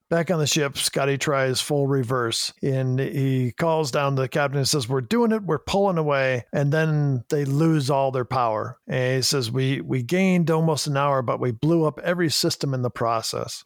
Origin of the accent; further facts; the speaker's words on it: Chicago, Illinois, United States; we're both from Chicago